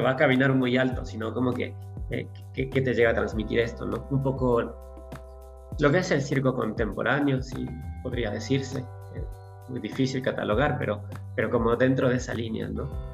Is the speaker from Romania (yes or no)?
no; Ecuador; moved away as an adult; also born or lived in Europe; habían pasado ya ocho años desde que me había ido de Ecuador